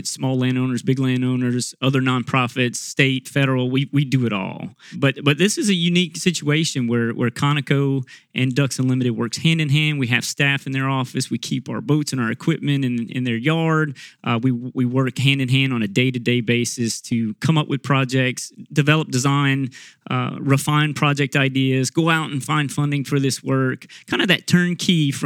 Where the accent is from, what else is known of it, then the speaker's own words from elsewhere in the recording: Abbeville, Louisiana, United States; I grew up in South Louisiana. I'm from Abbeville, Louisiana, born and raised in that area.